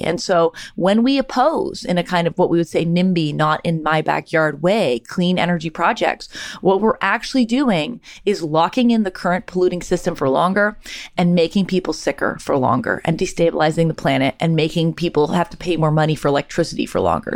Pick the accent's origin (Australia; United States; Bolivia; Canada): Canada; moved away; I'm from Canada